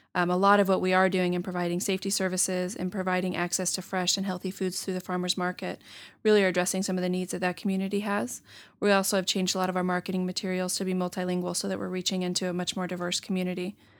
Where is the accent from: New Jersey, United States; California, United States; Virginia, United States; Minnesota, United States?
California, United States; San Diego; moved away as an adult; now in Stockton, United States; I'm from San Diego, grew up near the beach, so felt a little landlocked at first when I came up here